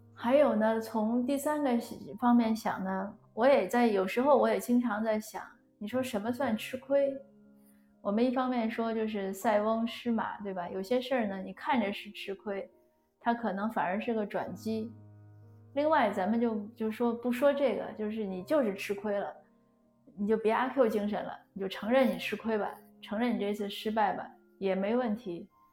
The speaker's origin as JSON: {"language": "Chinese", "country": "China", "said": "我们中国人都很尊老爱幼"}